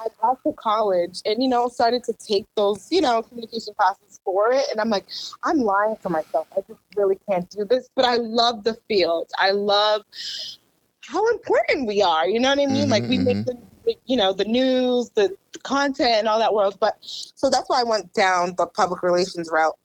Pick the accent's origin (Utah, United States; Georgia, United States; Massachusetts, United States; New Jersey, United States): Massachusetts, United States; Randolph; moved away as an adult; also born or lived in Maryland; I grew up in Randolph